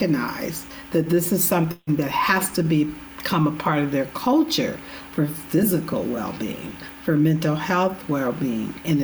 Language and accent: English; California, United States; I'm from California too